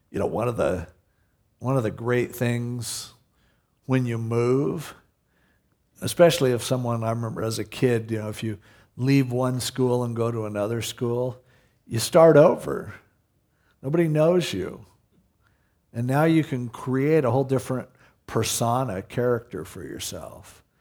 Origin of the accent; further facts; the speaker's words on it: Stanton, United States; Because I compare it to growing up in Stanton, you know.